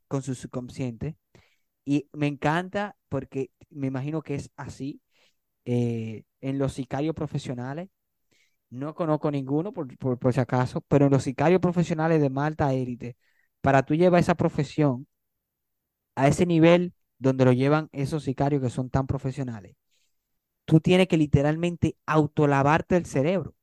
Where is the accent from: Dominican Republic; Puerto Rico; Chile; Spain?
Dominican Republic; somos dominicanos